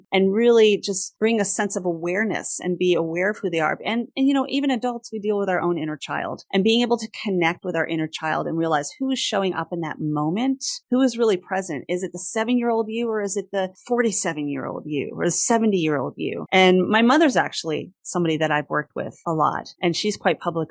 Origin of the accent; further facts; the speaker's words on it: New York, United States; I'm a New Yorker